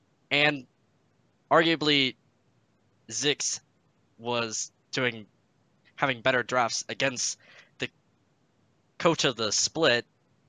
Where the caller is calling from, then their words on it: Salt Lake City, Utah, United States; Salt Lake City, Utah.